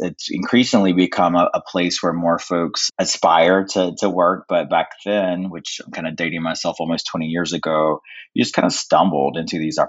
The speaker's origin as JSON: {"language": "English", "region": "North Carolina", "country": "United States", "tie": "born or raised there", "said": "I am from North Carolina. I'm an enrolled member of the Lumbee Tribe"}